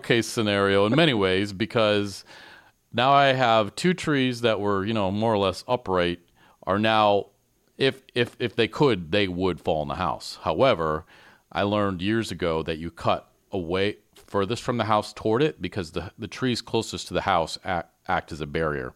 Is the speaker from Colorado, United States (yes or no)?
no; Michigan, United States; accent: Michigan; moved away; I'm very sensitive to my Michigan accent because I never knew I had one until I came up here